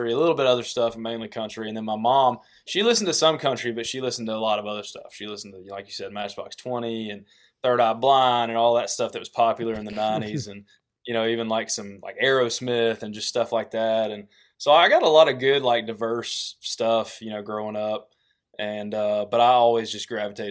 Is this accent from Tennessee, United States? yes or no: yes; East Tennessee, United States; they'd all mess with me about my accent, and they started calling me Tennessee